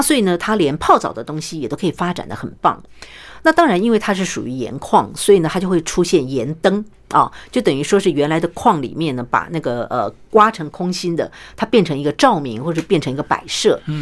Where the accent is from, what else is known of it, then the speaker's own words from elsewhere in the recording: Taiwan; 因为其实我觉得我们台湾人蛮有创意的。